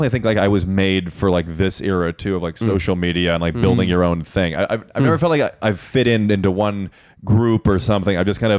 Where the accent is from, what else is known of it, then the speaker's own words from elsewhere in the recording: Chicago, Illinois, United States; I grew up in Chicago.